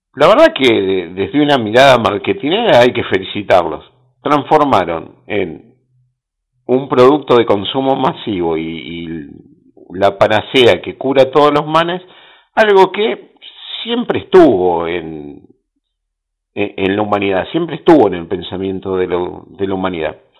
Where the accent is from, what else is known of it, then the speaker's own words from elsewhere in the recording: Bahía Blanca, Buenos Aires Province, Argentina; yo soy de Bahía Blanca, sí, capital del básquet de Argentina